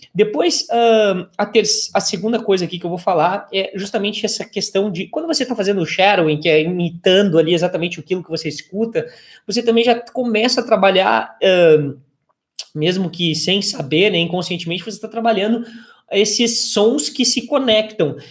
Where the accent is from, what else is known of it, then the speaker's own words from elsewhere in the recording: Brazil; nós brasileiros